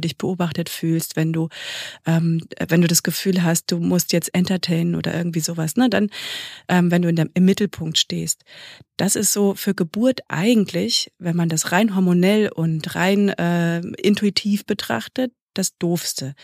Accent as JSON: {"language": "German", "country": "Germany", "said": "hier bei uns in Deutschland"}